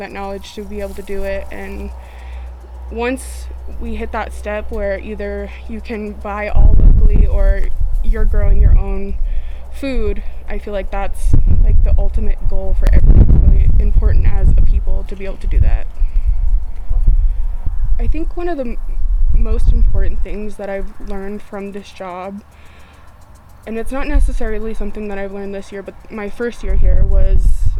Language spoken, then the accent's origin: English; Mission, South Dakota, United States; I'm from the Mission Antelope area. Both my parents are from here